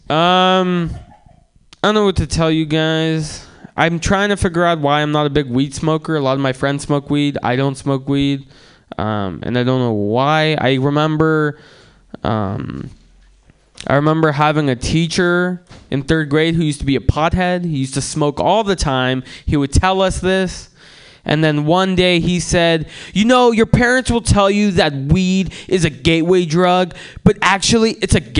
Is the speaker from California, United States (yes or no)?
yes; San Francisco, California, United States; Like everyone smoked weed growing up in San Francisco.